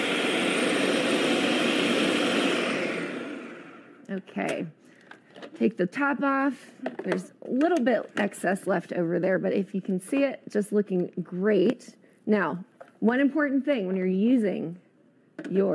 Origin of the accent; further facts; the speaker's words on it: East Coast, United States; moved away; I grew up on the East Coast